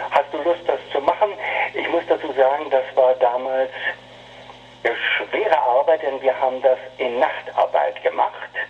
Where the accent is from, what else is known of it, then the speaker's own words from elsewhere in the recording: Berlin, Germany; born there; now in Hamburg, Germany; Ich bin gebürtiger Berliner und äh, kam 1900 80, Anfang der 80er Jahre kam ich nach Hamburg